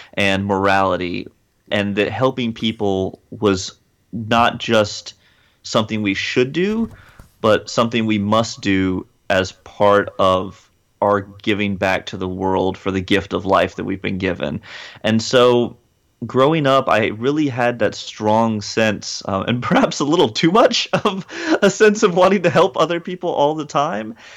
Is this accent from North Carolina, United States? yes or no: yes; Hickory, North Carolina, United States; also born or lived in Atlanta, Georgia; I was born in Atlanta, Georgia, but I spent most of my childhood in a small town in rural North Carolina called Hickory